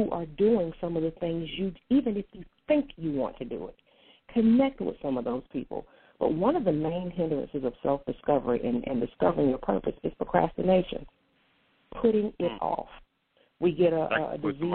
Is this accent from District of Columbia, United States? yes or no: no; North Carolina, United States; also born or lived in Portsmouth; spent most of my life in North Carolina